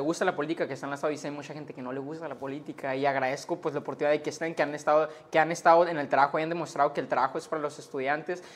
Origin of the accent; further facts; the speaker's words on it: Sonora, Mexico; soy sonorense, soy ciudadano y pues quiero lo mejor para mi Estado